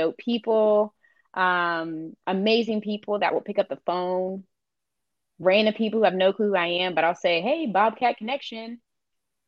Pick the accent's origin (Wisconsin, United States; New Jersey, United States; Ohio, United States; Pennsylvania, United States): Ohio, United States; Columbus; also born or lived in South Carolina; I'm from Columbus